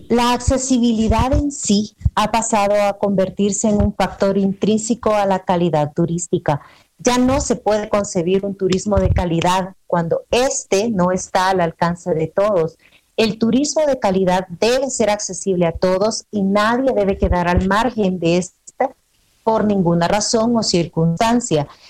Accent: El Salvador; moved away as an adult; now in Puebla, Mexico; yo soy salvadoreña, eh, resido en México desde hace tres años

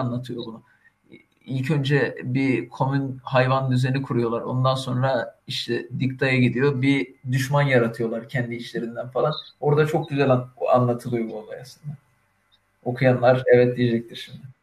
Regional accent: Turkey; biz Türkiye'de Türküz.

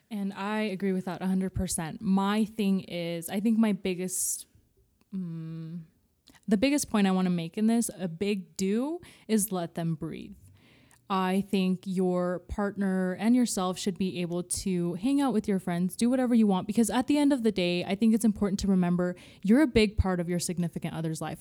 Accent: California, United States; I grew up in California

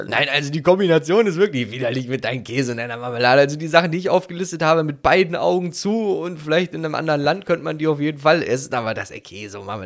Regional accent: Italy; Ja, doch, also ich glaube, mich als Italiener wird das ganz schön sauer machen, wenn Leute Pizza Hawaii mögen würden, ja.

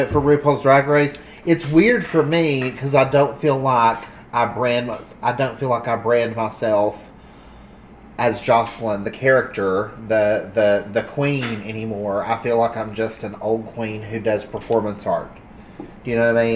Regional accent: Southern Appalachia, United States; growing up in Southern Appalachia

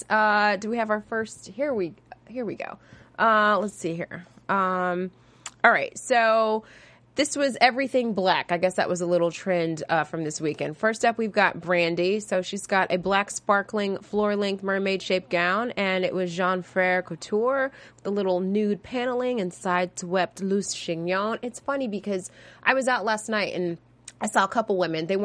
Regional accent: Ohio, United States; moved away; I'm from Ohio

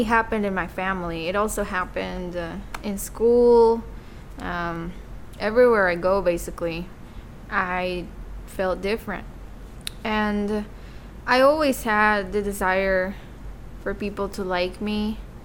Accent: Mexico City, Mexico; moved away; I was born and raised in Mexico City, in a very loving alcoholic family.

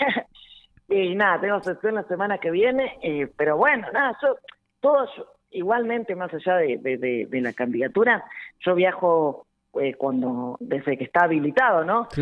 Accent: Victorica, La Pampa, Argentina; yo soy de Victorica

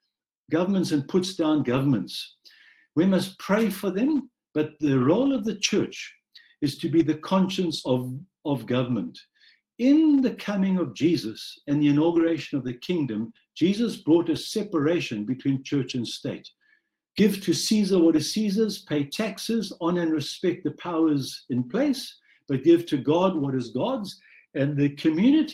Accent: South Africa; a white South African born and raised in South Africa under apartheid

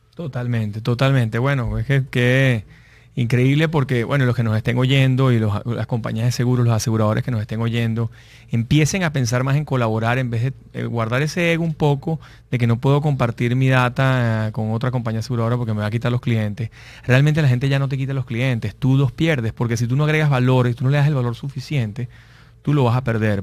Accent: Venezuela; los que somos venezolanos

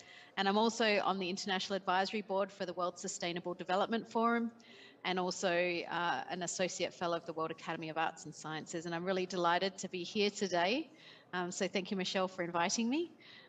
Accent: Australia; accent: Australian; now in Portugal; I'm actually calling in from Portugal, but I'm Australian, as you can hear in my accent.

